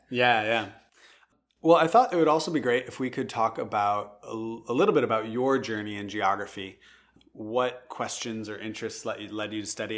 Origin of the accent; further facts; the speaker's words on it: Madison, Wisconsin, United States; I grew up in Madison